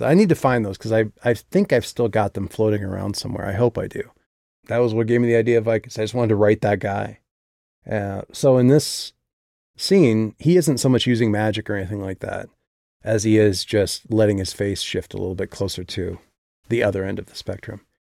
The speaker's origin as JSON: {"language": "English", "region": "Midwest", "country": "United States", "tie": "born or raised there", "said": "I come from the Midwest"}